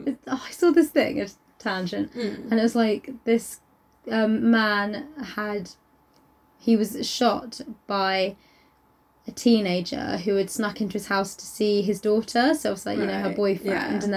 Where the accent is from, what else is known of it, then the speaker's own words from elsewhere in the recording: South East England, United Kingdom; We're from Surrey.